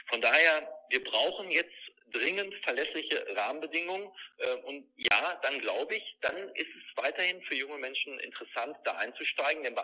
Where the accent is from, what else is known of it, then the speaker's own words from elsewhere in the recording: North Rhine-Westphalia, Germany; und ich komme nun mal aus, aus dem Sauerland, einer Mittelgebirgsregion, wo es nicht immer ganz einfach ist, Landwirtschaft zu betreiben